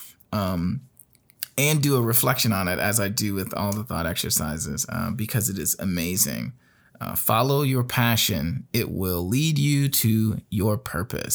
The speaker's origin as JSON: {"language": "English", "town": "Gary", "region": "Indiana", "country": "United States", "tie": "born or raised there", "said": "When I was in Gary, Indiana, which is where I started, where I grew up, that's my hometown"}